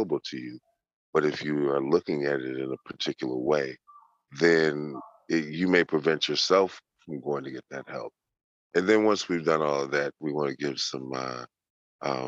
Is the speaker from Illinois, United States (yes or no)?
yes; Chicago, Illinois, United States; born and raised in Chicago, Illinois.